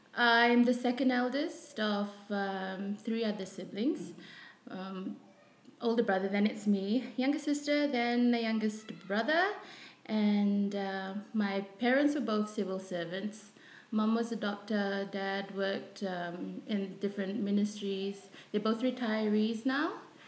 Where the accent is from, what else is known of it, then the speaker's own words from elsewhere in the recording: Suva, Central Division, Fiji; I grew up in Suva.